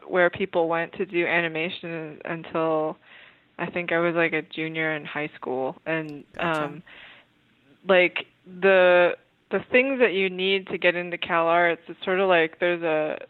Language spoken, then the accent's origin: English; United States; I'm mostly American